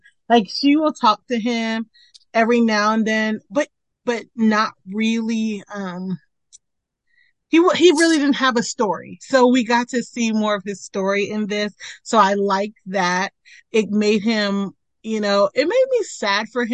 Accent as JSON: {"language": "English", "town": "Mitchellville", "region": "Maryland", "country": "United States", "tie": "born or raised there", "moved": "yes", "said": "I lived in Mitchellville, Maryland"}